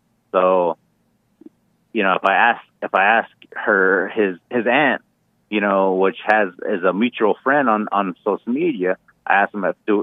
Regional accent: Arizona, United States; I'm from Arizona

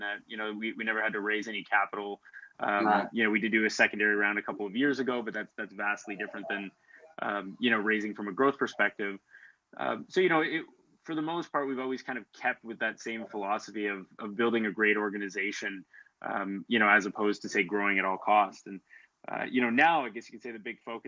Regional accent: Timmins, Ontario, Canada; moved away; also born or lived in Ottawa; I'm actually from Timmins, Ontario, originally. So I grew up there, which is about 8 hours north of Toronto.

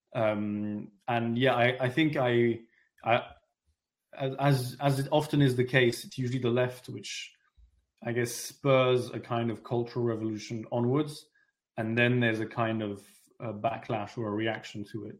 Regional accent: London, United Kingdom; also born or lived in France; I'm French, but I, I grew up in London.

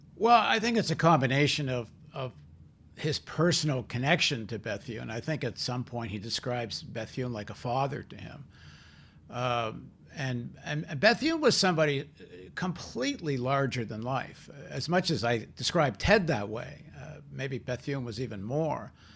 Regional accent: Toronto, Ontario, Canada; I grew up in Toronto

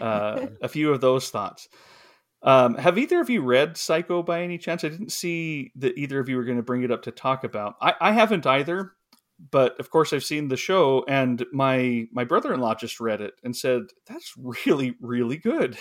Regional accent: the West, United States; I grew up in the West, I still live in the West

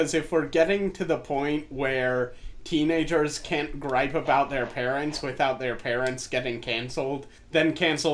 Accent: the South, United States; I grew up in the South

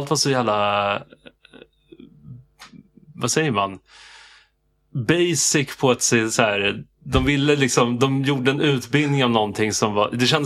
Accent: Stockholm, Stockholm County, Sweden; raised i Farsta

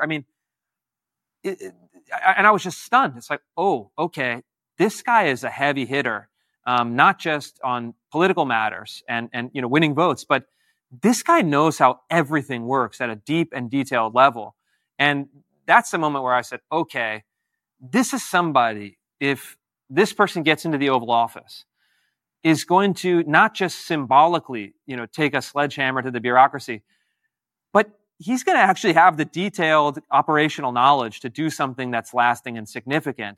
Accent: Washington, United States; also born or lived in California; my home state of Washington State and my, my birth state, California

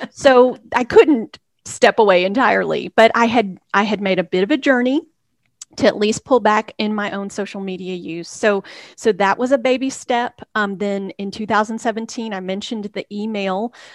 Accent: Texas, United States; born or raised there; moved away as an adult; also born or lived in Hickory, North Carolina / Waco, Texas; now in Nashville, United States

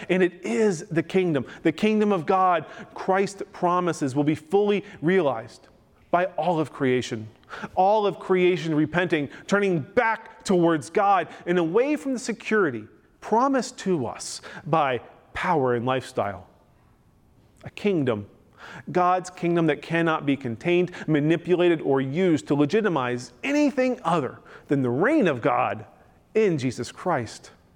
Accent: Frederick, Maryland, United States; now in Arlington, United States; Frederick, Maryland, my hometown

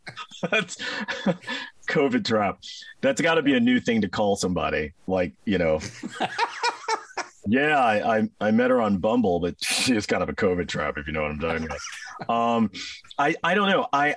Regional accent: Kansas City, Missouri, United States; moved away as an adult; also born or lived in San Francisco / Connecticut; I grew up in Kansas City

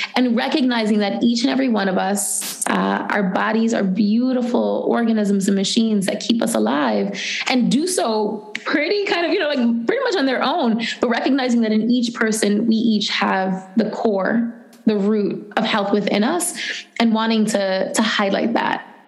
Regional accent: New York City, New York, United States; I grew up in the Bronx, where I live now

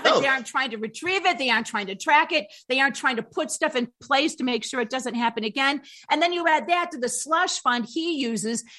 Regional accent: Illinois, United States; now in Colorado, United States; I come from Illinois and we have maybe lower standards sometimes of political people's behavior.

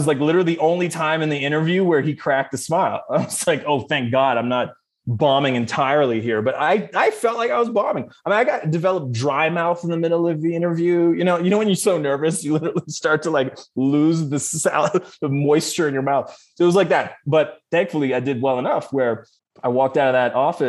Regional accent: Canada; what I grew up with in Canada

